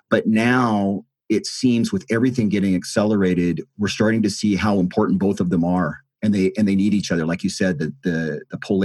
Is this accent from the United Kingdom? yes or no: no; United States; I'm American, so here in the States